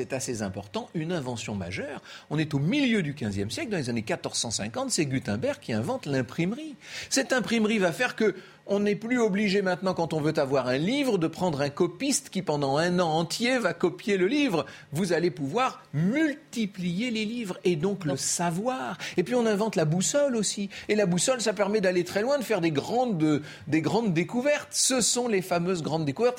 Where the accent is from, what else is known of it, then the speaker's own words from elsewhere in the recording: France; chez nous, en France